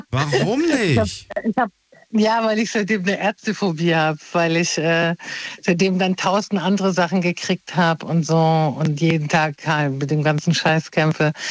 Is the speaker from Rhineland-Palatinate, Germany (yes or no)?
yes; Mainz, Rhineland-Palatinate, Germany; Ja, wie geil, ich komme aus Mainz.